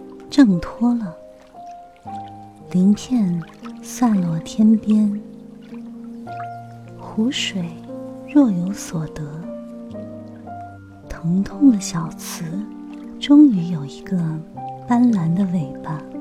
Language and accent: Chinese; Hangzhou, Zhejiang, China; moved away; 我出生在西子湖畔，杭州是我的家乡。小的时候，我总是特别想离开家乡，去寻找我的诗与远方。可是二十多年过去了，现在却越来越怀念我的家乡。